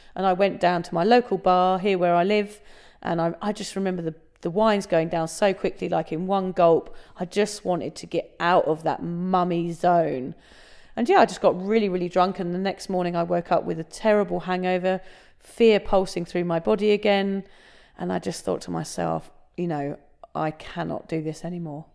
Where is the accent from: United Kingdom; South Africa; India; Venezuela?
United Kingdom; England; now in Australia; I'm, I'm originally from England, as you can tell, but we're obviously recording this in Australia